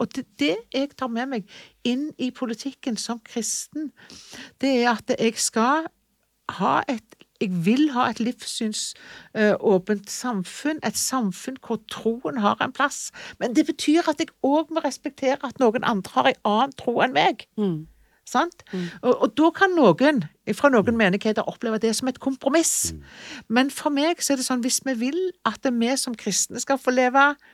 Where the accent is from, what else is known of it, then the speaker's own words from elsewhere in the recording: Jørpeland, Rogaland, Norway; also born or lived in Ålgård; Jeg var jo født og oppvokst på Jørpeland